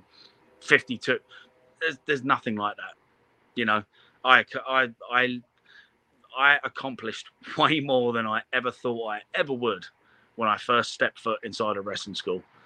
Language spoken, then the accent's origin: English; London, United Kingdom; moved away as an adult; now in United States; I'm a kid from London. I've got the opportunity to move to America